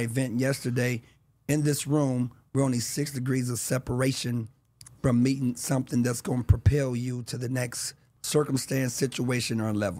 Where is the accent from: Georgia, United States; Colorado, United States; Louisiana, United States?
Louisiana, United States; Shreveport; moved away; also born or lived in Los Angeles County, California; I'm originally by way of Shreveport, Louisiana.